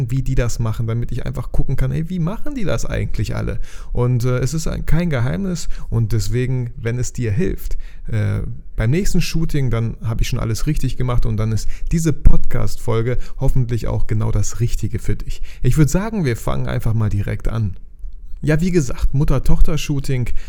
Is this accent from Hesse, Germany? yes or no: no; Bielefeld, North Rhine-Westphalia, Germany; weil ich komme aus Bielefeld